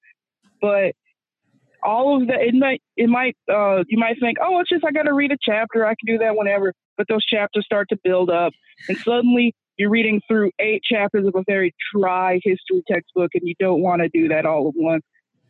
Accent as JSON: {"language": "English", "town": "Houston", "region": "Texas", "country": "United States", "said": "I'm from Houston, so you know, H-Town"}